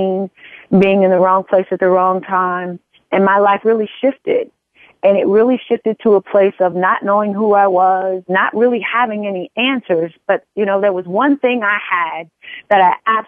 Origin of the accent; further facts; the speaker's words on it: Wilson, Arkansas, United States; moved away as an adult; I'm originally from a little small town called Wilson, Arkansas, population of about 1,000